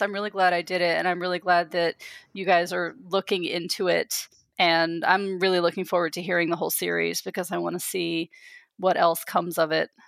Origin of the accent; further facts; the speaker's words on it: East Coast, United States; moved away; they knew that I was from the East Coast